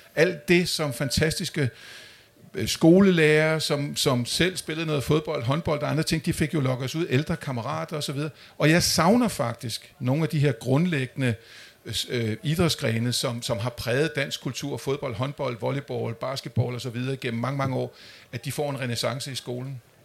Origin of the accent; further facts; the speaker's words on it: Amager, Capital Region of Denmark, Denmark; Jeg er vokset op ude på Amager